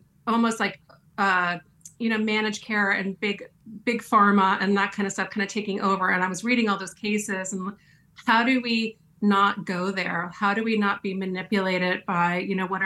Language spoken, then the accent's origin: English; East Coast, United States; born or raised there